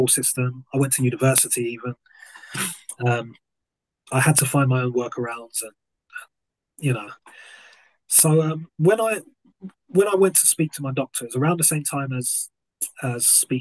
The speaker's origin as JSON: {"language": "English", "region": "London", "country": "United Kingdom", "tie": "born or raised there", "moved": "yes", "said": "growing up in South London meant green everywhere"}